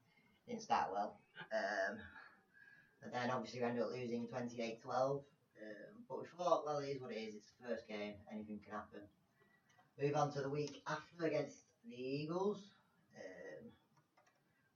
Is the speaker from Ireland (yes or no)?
no; England, United Kingdom; As we are from England